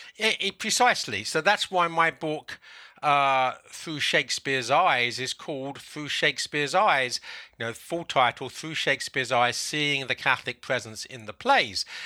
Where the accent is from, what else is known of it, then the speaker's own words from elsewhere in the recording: London, United Kingdom; moved away as an adult; now in South Carolina, United States; I'm now living in the United States in South Carolina, I was born in England, in London.